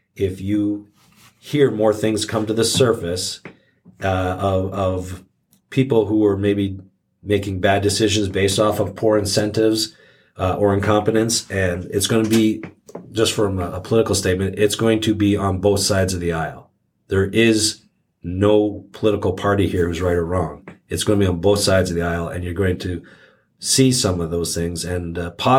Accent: Canada; moved away; My home country of Canada, where I'm originally from

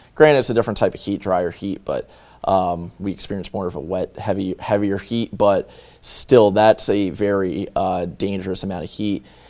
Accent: northern Delaware, United States; I'm from Delaware. I am from northern Delaware

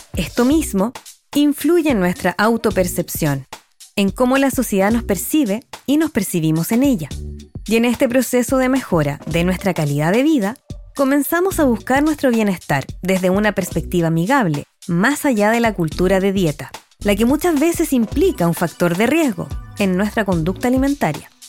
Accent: Chile; como chilenos lo disfrutamos

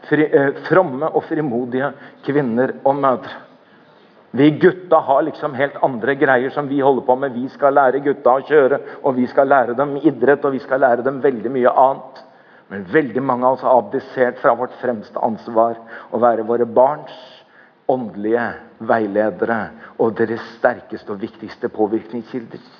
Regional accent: Norway; jeg har vokst opp i Norge. Eller jeg er konfirmert.

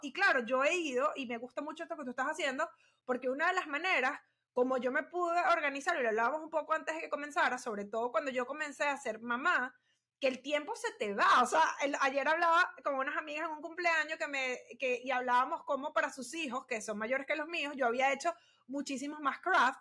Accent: Venezuela; somos venezolanas

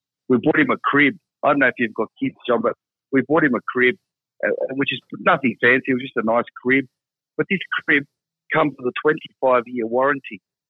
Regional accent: Australia; accent: Australian; Yeah, I'm Italian Australian. So I look like an Italian from Brooklyn, but I sound like the crocodile hunter.

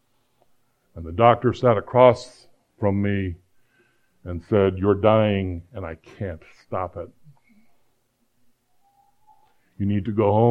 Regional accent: Phoenix, Arizona, United States; also born or lived in Iowa; we moved to Phoenix from Iowa, I didn't know anybody. I was a scared kid in a new school

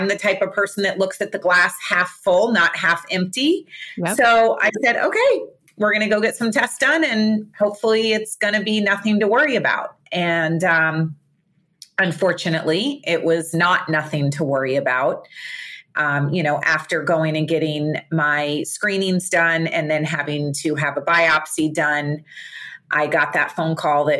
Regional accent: Fort Lauderdale, Florida, United States; I live in Fort Lauderdale, Florida. I was born and raised here.

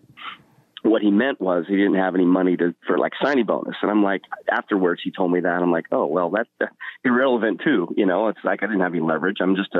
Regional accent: Washington, United States; Like, why in the world would I come all the way from Washington State to Florida and play football?

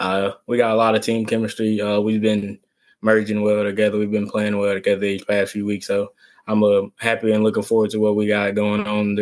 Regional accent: Texas, United States; I come from Texas football.

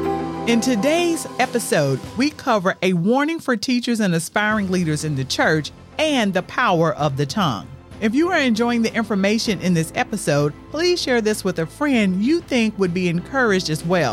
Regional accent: the South, United States; I grew up in the South

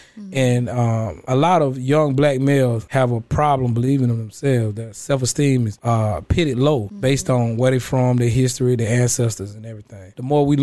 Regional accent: Middle Georgia, United States; Growing up in Middle Georgia

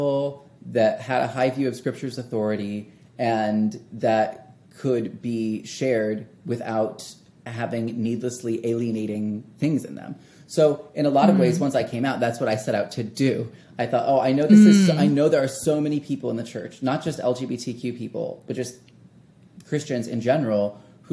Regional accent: Wichita, Kansas, United States; a different church in my hometown of Wichita, Kansas

